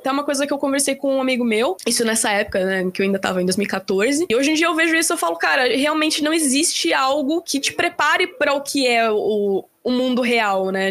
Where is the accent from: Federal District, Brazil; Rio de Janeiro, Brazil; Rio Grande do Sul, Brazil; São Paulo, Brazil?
São Paulo, Brazil; Piracicaba; moved away as an adult; also born or lived in Bauru; now in São Paulo, Brazil; minha cidade natal, que é Piracicaba, em São Paulo também